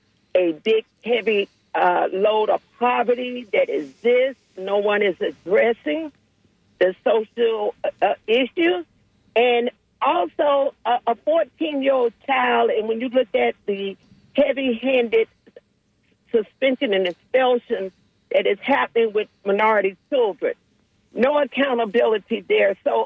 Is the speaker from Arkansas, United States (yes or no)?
no; Tampa, Florida, United States; calling from Tampa.